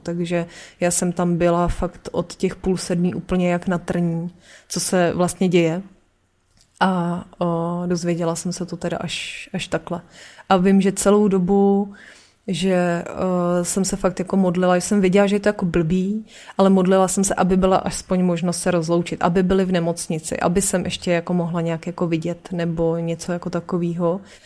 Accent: Aš, Karlovy Vary Region, Czechia; also born or lived in Příchovice; my jsme byli z Aše

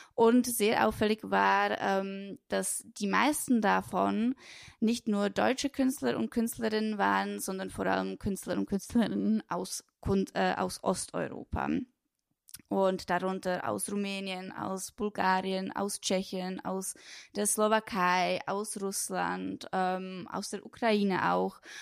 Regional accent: Switzerland; moved away as an adult; also born or lived in Brno, Czech Republic / Lucerne, Switzerland / Bern, Switzerland; now in Berlin, Germany; in Brünn geboren ähm, bin dort auch eine Zeit lang zur Schule gegangen, aufgewachsen, in den Kindergarten gegangen und mit sechs, sieben Jahren ähm, hat dann mein Stiefvater einen neuen Job gefunden in der Schweiz und deswegen sind wir dann mit meiner Mutter und mein, mit meinem Stiefvater, mit meiner kleinen Schwester dann in die Schweiz gezogen. Und ähm, genau dort habe ich die meiste Zeit meine

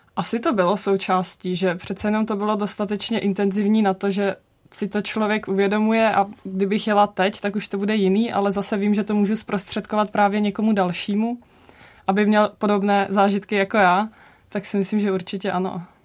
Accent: Czechia; my jsme vlastně jako Češi

